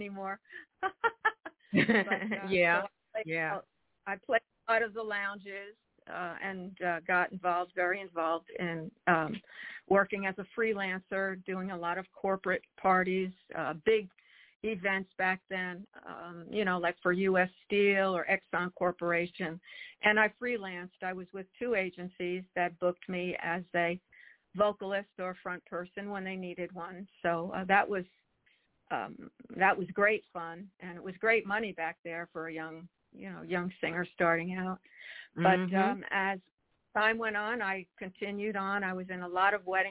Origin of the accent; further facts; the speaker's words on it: New Jersey, United States; now in Charlotte, United States; I was born and raised in New Jersey